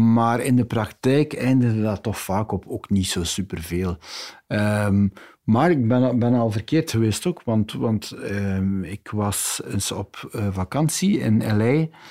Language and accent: Dutch; West Flanders, Belgium; ik ben een West-Vlaming